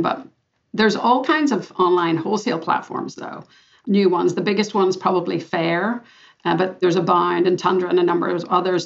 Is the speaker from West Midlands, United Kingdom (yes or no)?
no; Belfast, Northern Ireland, United Kingdom; moved away; also born or lived in Boston; I'm a girl from Belfast, Northern Ireland, and I grew up with lots of rejection and discrimination in my day.